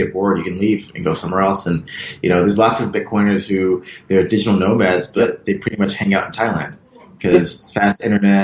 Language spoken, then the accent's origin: English; Buffalo, New York, United States; moved away as an adult; also born or lived in Philadelphia; now in Hong Kong; I'm from Buffalo, New York, which is a small town near Toronto, across the border